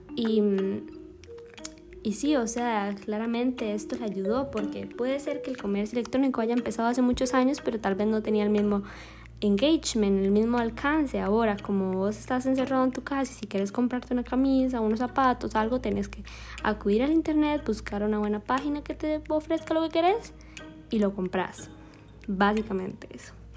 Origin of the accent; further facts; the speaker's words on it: Alajuela, Costa Rica; soy de Alajuela